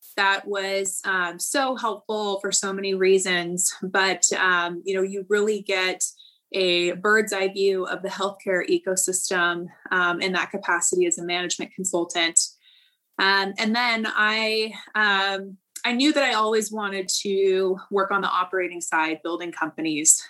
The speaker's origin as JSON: {"language": "English", "area": "Central Valley", "region": "California", "country": "United States", "said": "I am originally from the Central Valley in California"}